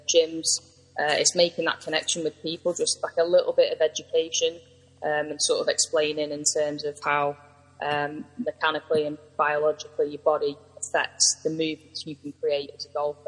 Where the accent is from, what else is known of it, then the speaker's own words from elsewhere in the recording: Manchester, North West England, United Kingdom; I'm from Manchester